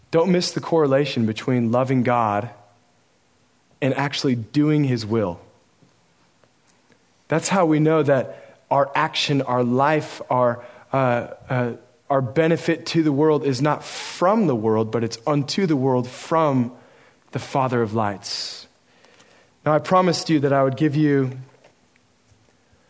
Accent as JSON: {"language": "English", "region": "Oregon", "country": "United States", "tie": "born or raised there", "said": "I grew up in Oregon"}